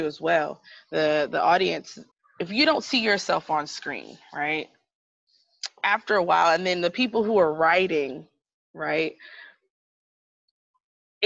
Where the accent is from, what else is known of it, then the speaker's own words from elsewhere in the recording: United States; I'm American